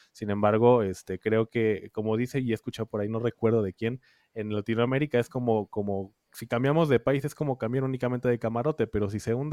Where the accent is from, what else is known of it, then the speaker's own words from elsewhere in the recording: Mexico; nosotros como mexicanos afortunadamente no conocemos y no vivimos